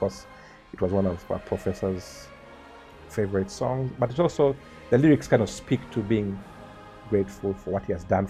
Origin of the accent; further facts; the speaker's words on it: Kampala, Central Region, Uganda; also born or lived in Kashari; lucky that we were born, or we grew up in Makeri, from around 1970